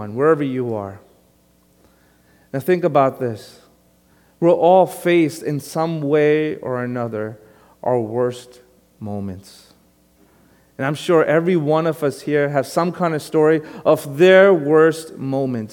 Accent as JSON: {"language": "English", "town": "New York City", "region": "New York", "country": "United States", "tie": "born or raised there", "also_born_or_lived": "Long Island", "said": "Even though most of my life has been on Long Island, if anyone asks me, where are you from? I tell them I'm from Brooklyn. Because originally, I am from Brooklyn, born and raised there"}